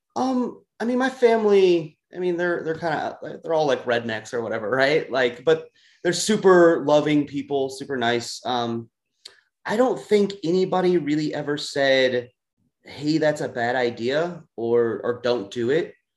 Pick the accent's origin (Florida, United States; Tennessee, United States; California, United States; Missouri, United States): Missouri, United States; St. Louis; moved away as an adult; also born or lived in Los Angeles, United States; I'm from the St. Louis region, um, but I lived in LA for about nine years